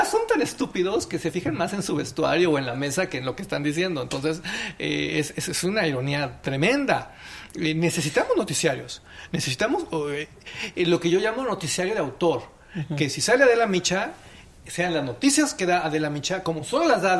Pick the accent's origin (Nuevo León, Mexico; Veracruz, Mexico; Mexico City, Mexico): Nuevo León, Mexico; Monterrey; Yo vengo de Monterrey, donde los payasos ocupan una posición muy importante en la vida.